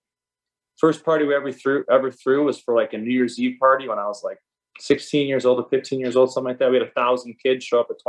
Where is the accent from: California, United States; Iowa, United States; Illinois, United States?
Illinois, United States; Chicago; Grew up in Chicago, south suburbs.